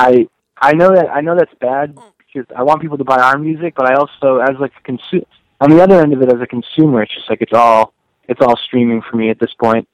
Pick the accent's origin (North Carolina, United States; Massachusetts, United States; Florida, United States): Massachusetts, United States; Western; moved away; I actually grew up and as did Phil and Justin, we grew up in Western Massachusetts